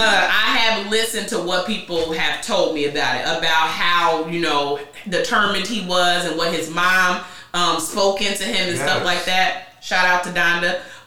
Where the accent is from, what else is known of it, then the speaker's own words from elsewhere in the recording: Carbondale, Illinois, United States; Carbondale, born and raised.